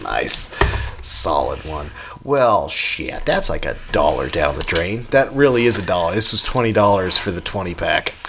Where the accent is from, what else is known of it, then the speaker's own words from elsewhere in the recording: United States; We're American around here